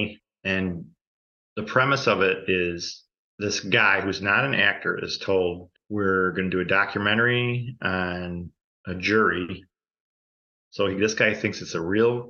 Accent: Chicago, Illinois, United States; I grew up in Chicago

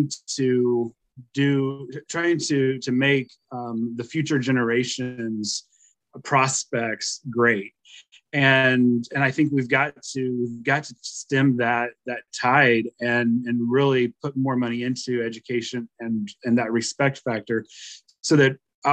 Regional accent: Hale, Missouri, United States; moved away as an adult; also born or lived in Springfield, Missouri; now in St. Louis, United States; So I grew up in Missouri, but I grew up in Northwest Missouri. Grew up on a farm near the town of Hale. I grew up in Livingston County, up there

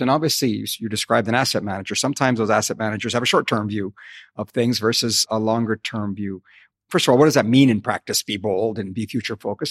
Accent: Calgary, Alberta, Canada; moved away; Calgary, as you know, is my hometown

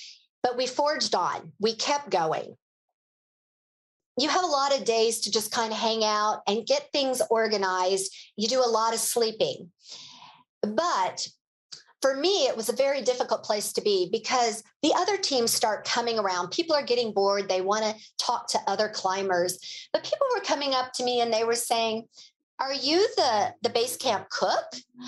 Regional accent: Boulder, Colorado, United States; It was a good thing I was from Boulder, Colorado, because there are a lot of people in Boulder, Colorado that have either climbed Mount Everest

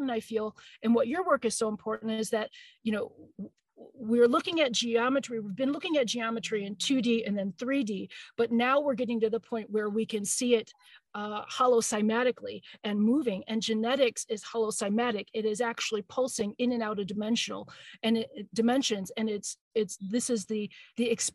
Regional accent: Michigan, United States; I'm from Michigan.

